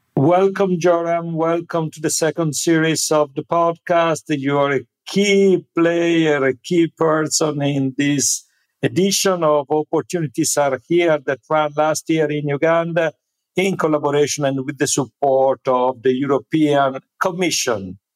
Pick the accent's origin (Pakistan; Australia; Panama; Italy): Italy; the place where I was born in Italy